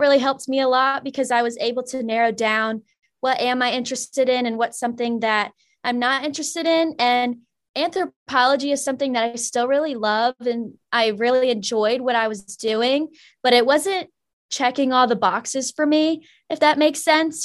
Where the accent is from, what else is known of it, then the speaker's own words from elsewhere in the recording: Mechanicsville, Virginia, United States; I'm from Mechanicsville, Virginia